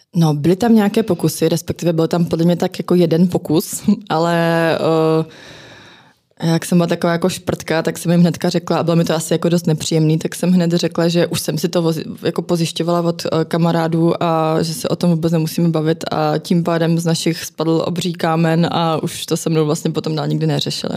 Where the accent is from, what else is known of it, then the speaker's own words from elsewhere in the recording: Zlín, Zlín Region, Czechia; now in Prague, Czechia; já jsem teda rodačka ze Zlína, ale v Praze už jsem strašně dlouho